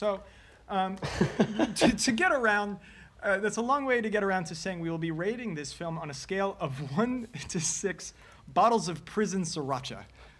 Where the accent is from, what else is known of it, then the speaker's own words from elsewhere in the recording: United States; me approaching it as an American